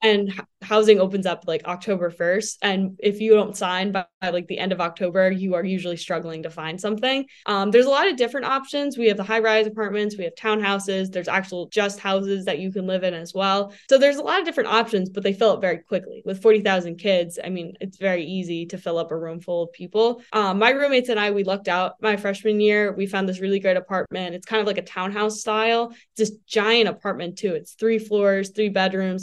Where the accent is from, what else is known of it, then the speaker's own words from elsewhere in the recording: New Jersey, United States; accent: New Jersey; moved away as an adult; now in Madison, United States; how much of a New Jersey accent I had